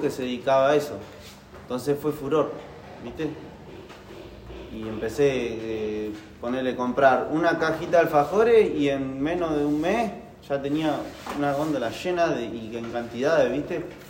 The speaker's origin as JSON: {"language": "Spanish", "town": "Carlos Casares", "region": "Buenos Aires Province", "country": "Argentina", "said": "abrí una mini empresa que era un delivery online de golosinas en mi pueblo, en Carlos Casares"}